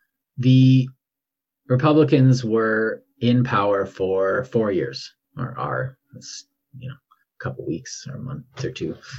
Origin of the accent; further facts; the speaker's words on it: Canada; I'm Canadian